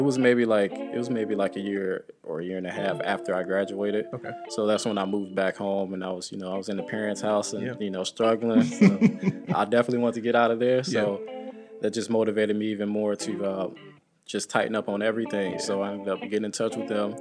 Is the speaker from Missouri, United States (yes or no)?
yes; St. Louis, Missouri, United States; moved away as an adult; now in Baltimore, United States; in my hometown. We had the Mike Brown situation.